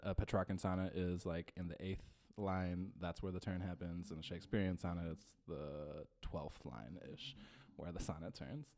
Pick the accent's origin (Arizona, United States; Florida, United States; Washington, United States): Washington, United States; Eastern; also born or lived in Philippines; as someone born in the Philippines myself, uh, I grew up in Eastern Washington